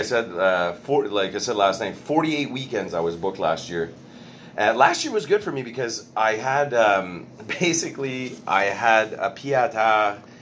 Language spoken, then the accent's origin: English; Montreal, Quebec, Canada; born or raised there